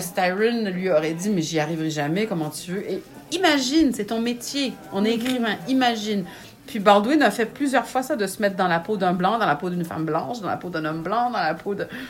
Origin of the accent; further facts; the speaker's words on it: Quebec, Canada; also born or lived in France; je suis née au Québec, j'ai grandi au Québec, j'ai bon, vécu quelques années en France